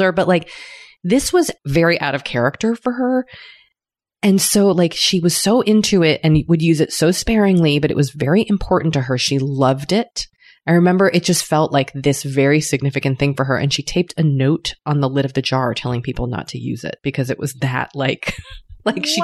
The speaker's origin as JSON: {"language": "English", "country": "United States", "accent": "American", "said": "I am of an American tongue"}